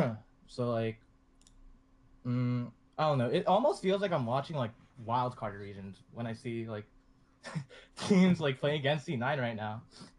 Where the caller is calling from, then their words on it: New England, United States; I'm calling from, like, the New England region.